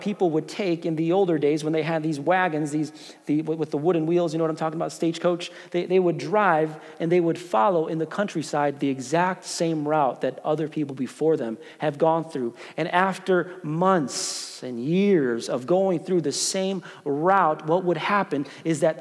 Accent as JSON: {"language": "English", "town": "Chicago", "region": "Illinois", "country": "United States", "tie": "born or raised there", "moved": "yes", "said": "I grew up in Chicago"}